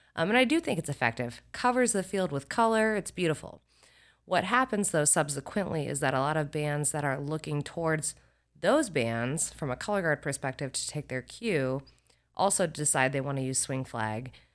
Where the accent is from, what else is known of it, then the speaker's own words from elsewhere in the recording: Carmel, Indiana, United States; moved away as an adult; also born or lived in Nashville, Tennessee; I'm a Midwest kid. I grew up in Carmel, Indiana